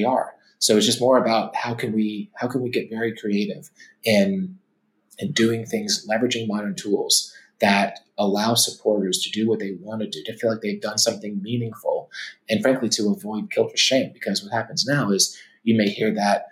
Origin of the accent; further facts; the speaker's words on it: Atlanta, Georgia, United States; growing up in Atlanta with where my dad's side was from